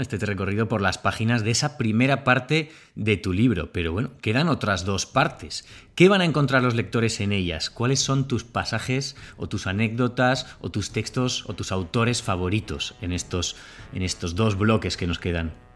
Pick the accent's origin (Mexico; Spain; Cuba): Spain; Bilbao, Basque Country; also born or lived in Burgos; now in Córdoba, Spain; cordobés de adopción, burgalés, bilbaíno de nacimiento, medio bilbaíno, medio burgalés